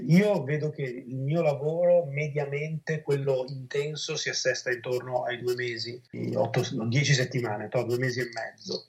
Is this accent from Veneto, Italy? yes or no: yes; Veneto, Italy; come Veneti